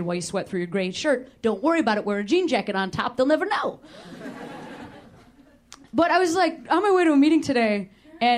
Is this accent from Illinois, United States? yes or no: yes; Chicago, Illinois, United States; now in Los Angeles, United States; I'm from Chicago